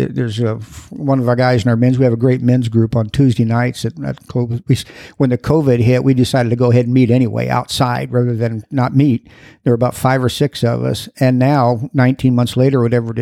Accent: Broadwell, Illinois, United States; now in Dallas, United States; Grew up in Illinois, a little bitty farm town in Illinois of 150 people. A little farm town, Broadwell, Illinois, right in the center of the state

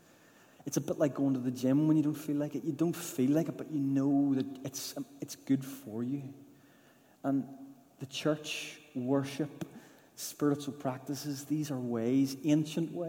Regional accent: Newtownards, Northern Ireland, United Kingdom; growing up in the Baptist church in Newton Ards, and it was a brilliant upbringing in a lovely church

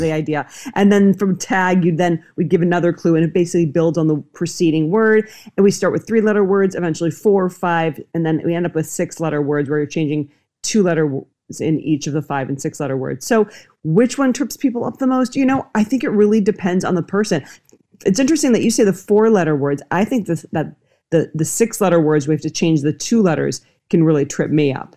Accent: Minnesota, United States; now in Los Angeles, United States; I grew up in Minnesota. And I'm in Los Angeles now

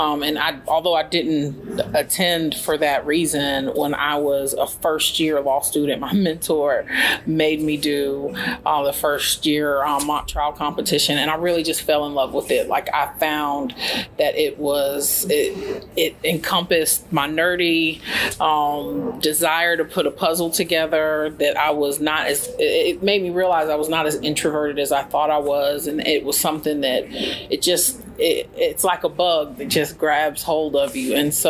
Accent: White Sands Missile Range, New Mexico, United States; also born or lived in Tallahassee / Germany / Netherlands; So I'm an Army brat. I was born in Tallahassee, Florida, but grew up in Germany, Holland, and White Sands Missile Range, New Mexico.

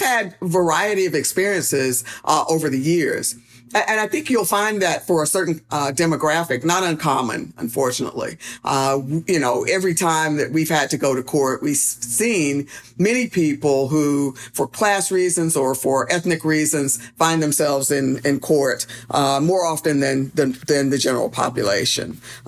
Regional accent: Durham, North Carolina, United States; So I grew up here in Durham, North Carolina, favorite place in the world.

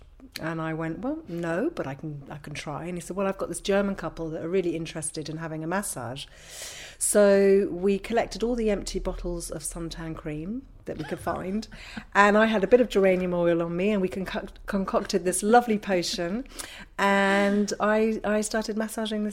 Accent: London, United Kingdom; moved away as an adult; now in Ibiza, Spain; I was born and raised in London

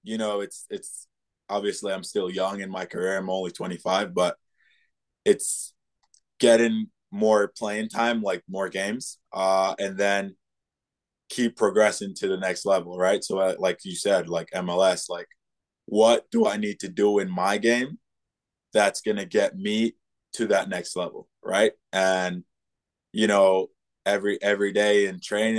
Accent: Jamaica; moved away; I like growing up in Jamaica

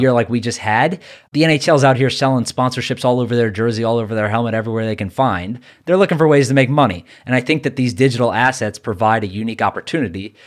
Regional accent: New York, United States; I'm a New Yorker

